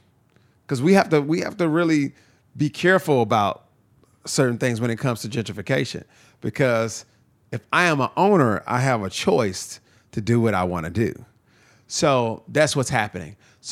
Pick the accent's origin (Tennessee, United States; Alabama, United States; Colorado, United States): Tennessee, United States; Nashville; also born or lived in Lafayette, Louisiana; I've been here the whole time. I was born in Lafayette, Louisiana, but raised in Nashville, sure. Tennessee. I've been here since I was 6 years old. So Nashville's home.